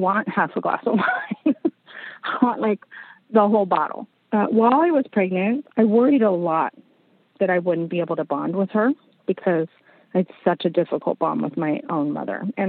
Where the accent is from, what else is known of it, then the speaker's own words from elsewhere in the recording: San Diego, California, United States; moved away; We were in my hometown. I grew up in San Diego.